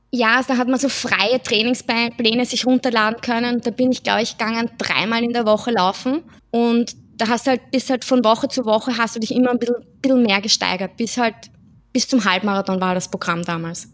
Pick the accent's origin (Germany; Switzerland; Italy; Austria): Austria; Vienna; Ich komme aus Wien, bin 31 Jahre alt